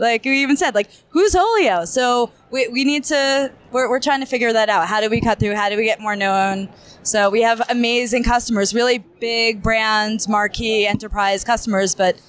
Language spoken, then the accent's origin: English; New Jersey, United States; now in New York, United States; I'm a Jersey girl, but I'm living in New York. Been in New York for, I don't know, 20 something years.